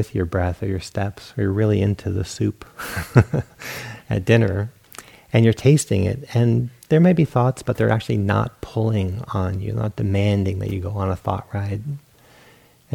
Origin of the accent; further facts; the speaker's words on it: Rhode Island, United States; moved away as an adult; also born or lived in Portland, Oregon; I grew up in Rhode Island.